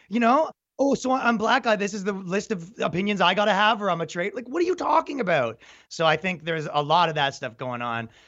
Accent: Toronto, Ontario, Canada; I'm from Canada and, and Toronto, right? So it's like, you know, you kind of grow up in a liberal metropolitan

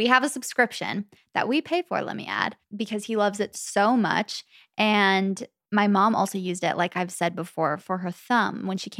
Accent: Arizona, United States; because it was in my hometown in Arizona.

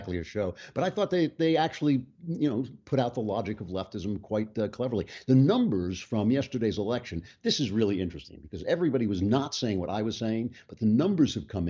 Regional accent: New York, United States; moved away; I am from New York

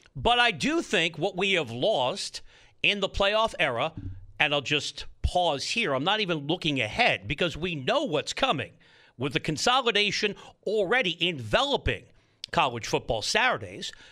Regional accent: East Coast, United States; now in Southern California, United States; I'm from the East Coast

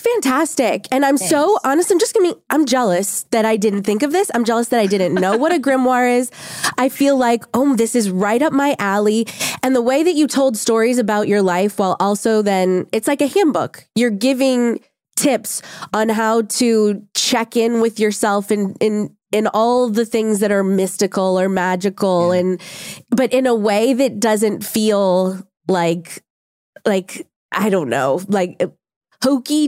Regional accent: New Orleans, Louisiana, United States; I grew up in New Orleans

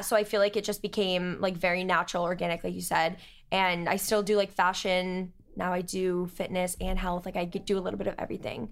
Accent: Cape Cod, Massachusetts, United States; moved away as an adult; now in Boston, United States; I'm from Cape Cod.

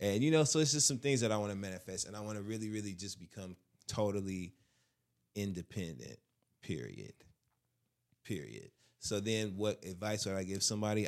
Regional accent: Michigan, United States; Midwest. I'm from Michigan

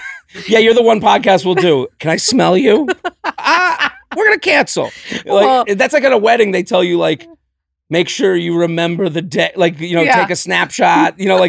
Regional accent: Needham, Massachusetts, United States; Outside of Boston.

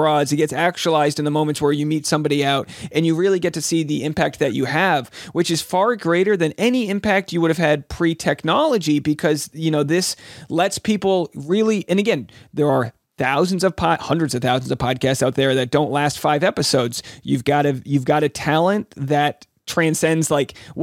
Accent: Rhode Island, United States; moved away; I just had a show back in my hometown in Rhode Island

